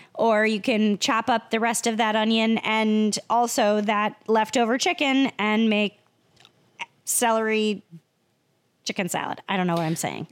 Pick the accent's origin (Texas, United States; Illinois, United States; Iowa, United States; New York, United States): Iowa, United States; moved away; I'm from Iowa